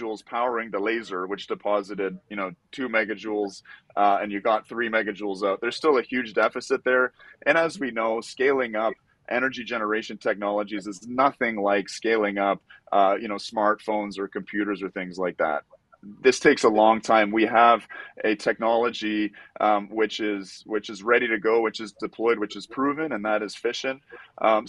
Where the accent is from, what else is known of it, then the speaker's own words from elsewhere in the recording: Canada; I'm from Canada